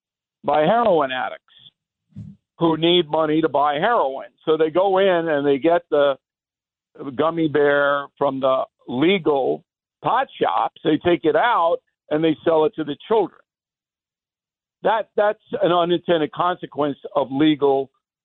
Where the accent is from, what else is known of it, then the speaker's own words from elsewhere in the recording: Levittown, New York, United States; when I was growing up in Levittown